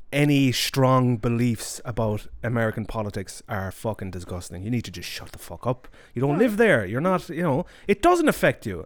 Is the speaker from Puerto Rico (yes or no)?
no; Ireland; moved away; I was raised in Ireland